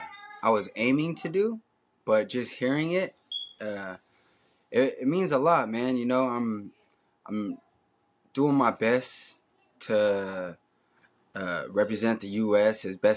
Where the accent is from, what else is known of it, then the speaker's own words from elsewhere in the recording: Bay Area, California, United States; I'm from the Bay Area.